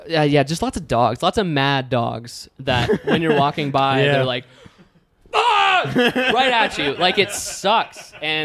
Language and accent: English; New York, United States; I grew up hiking in the area. I grew up exploring the Finger Lakes. I'm moving from New York